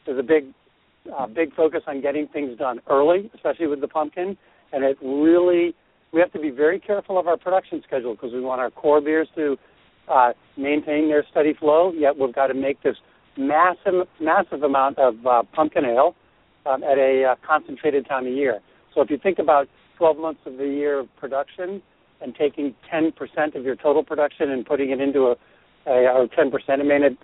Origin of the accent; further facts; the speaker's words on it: New England, United States; I'm from New England, and we had seasons